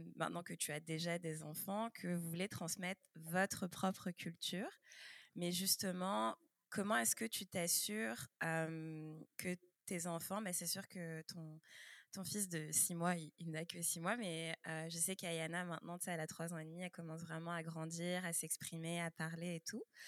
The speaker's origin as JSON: {"language": "French", "country": "France", "tie": "born or raised there", "also_born_or_lived": "Quebec, Canada", "moved": "yes", "lives_now": "Canada", "said": "moi aussi, je suis née en France"}